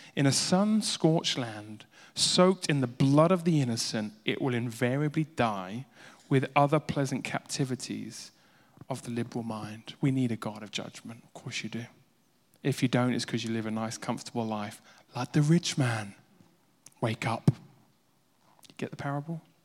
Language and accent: English; Uganda; I grew up in Edi Army in Uganda